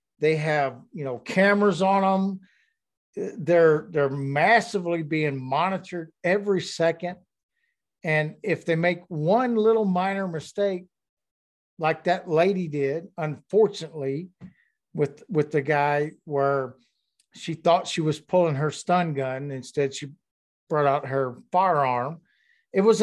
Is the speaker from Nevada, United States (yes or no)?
no; Louisiana, United States; I grew up in Louisiana, and I was, as a young kid